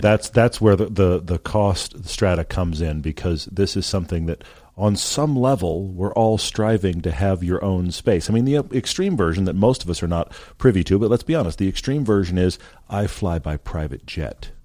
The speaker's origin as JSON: {"language": "English", "town": "Houston", "region": "Texas", "country": "United States", "tie": "born or raised there", "also_born_or_lived": "Los Angeles", "moved": "yes", "said": "I grew up in Houston"}